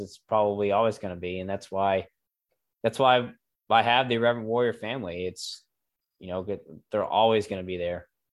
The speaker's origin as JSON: {"language": "English", "town": "Greensboro", "region": "North Carolina", "country": "United States", "tie": "born or raised there", "said": "communications company here in Greensboro, my hometown"}